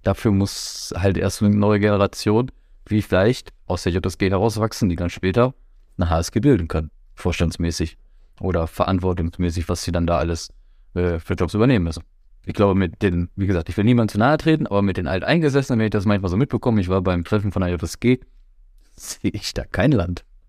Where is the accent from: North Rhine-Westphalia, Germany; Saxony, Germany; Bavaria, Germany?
North Rhine-Westphalia, Germany; Herford; ich komme aus Herford, da haben wir VfL und TG. Ich habe in der Jugend bei VfL gespielt